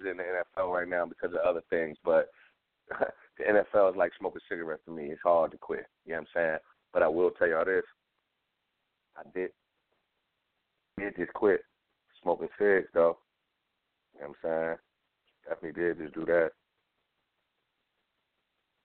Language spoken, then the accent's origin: English; Philadelphia, Pennsylvania, United States; I'm from Philly